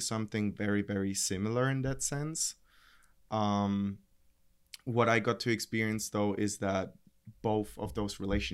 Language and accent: English; Germany; also born or lived in Russia; now in Barcelona, Spain; I was born in Russia, raised in Germany, and lived in Barcelona for the past 4 years now.